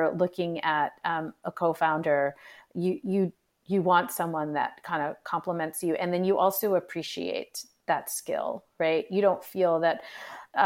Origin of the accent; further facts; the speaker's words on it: United States; Even though I'm in Indian ethnic descent, I was born and brought up here.